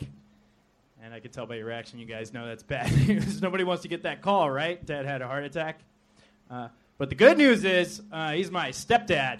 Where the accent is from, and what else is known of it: North Carolina, United States; now in Los Angeles, United States